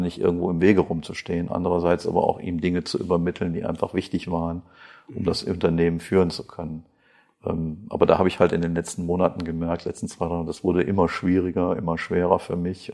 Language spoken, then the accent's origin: German; Krefeld, North Rhine-Westphalia, Germany; accent: North Rhine-Westphalia; also born or lived in Mönchengladbach; Meine Aussprache ist nicht die eines äh, Badeners, sondern äh, ja, vielleicht hört man etwas aus Nordrhein-Westfalen heraus. Ich äh, komme aus Krefeld